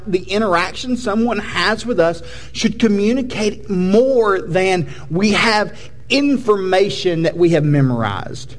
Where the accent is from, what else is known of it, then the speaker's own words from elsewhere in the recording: United States; We are American Protestants.